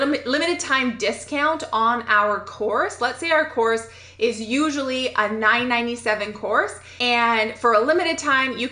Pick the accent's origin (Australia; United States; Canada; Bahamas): Canada; I'm a Canadian